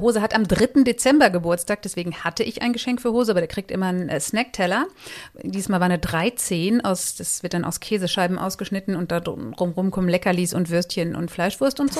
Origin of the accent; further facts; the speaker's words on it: Marsberg, North Rhine-Westphalia, Germany; moved away as an adult; also born or lived in Paderborn / Cologne; now in Mainz, Germany; ich bin in Marsberg geboren, das ist im Sauerland